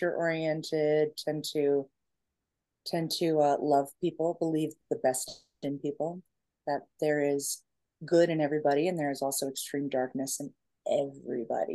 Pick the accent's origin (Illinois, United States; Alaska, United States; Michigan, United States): Alaska, United States; moved away; I'm from Alaska. I was born in Alaska.